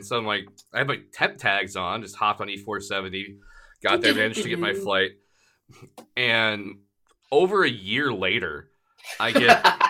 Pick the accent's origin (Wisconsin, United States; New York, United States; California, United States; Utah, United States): Wisconsin, United States; northern; accent: Twin Cities / Northern Illinois; moved away; also born or lived in Twin Cities / Northern Illinois; Well, I am from northern Wisconsin.